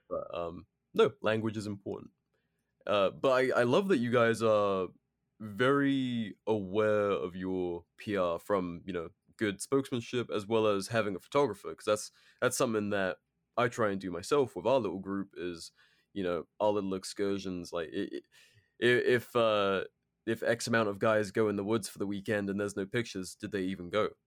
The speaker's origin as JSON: {"language": "English", "country": "United Kingdom", "moved": "yes", "said": "as a Brit"}